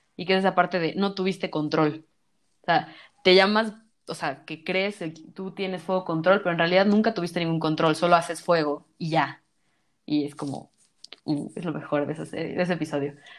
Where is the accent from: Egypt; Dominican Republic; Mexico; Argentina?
Mexico; Yo soy mexicana